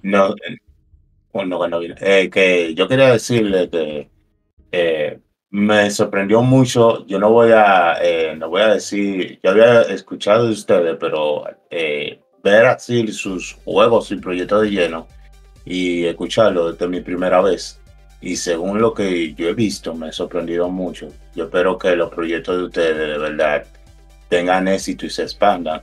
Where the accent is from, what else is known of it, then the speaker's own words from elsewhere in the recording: Dominican Republic; Nosotros pagamos como americano en dólares.